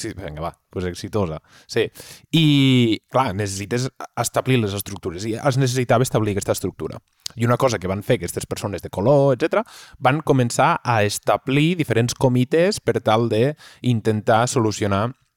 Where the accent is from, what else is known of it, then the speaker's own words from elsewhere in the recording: Catalonia, Spain; som catalans